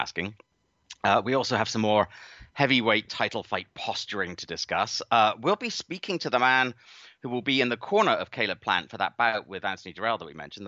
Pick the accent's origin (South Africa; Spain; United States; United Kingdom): United Kingdom; a British-born subject